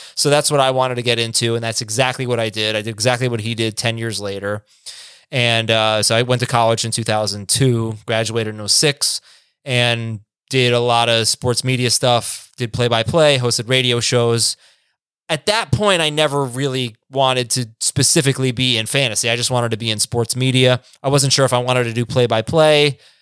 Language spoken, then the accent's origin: English; South Florida, United States; also born or lived in New York; I grew up in South Florida